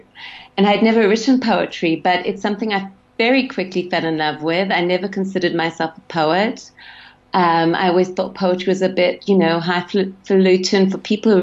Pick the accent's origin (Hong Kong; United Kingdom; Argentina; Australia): Australia; Sydney, New South Wales; moved away; I grew up in Sydney.